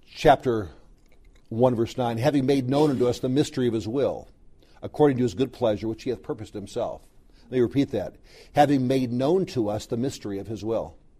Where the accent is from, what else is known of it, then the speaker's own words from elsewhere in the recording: Southern California, United States; I grew up in Southern California